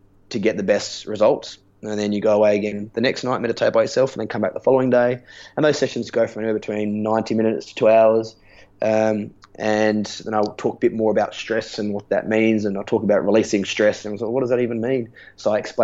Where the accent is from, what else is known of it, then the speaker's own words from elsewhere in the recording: Adelaide, South Australia, Australia; moved away; I'm from Adelaide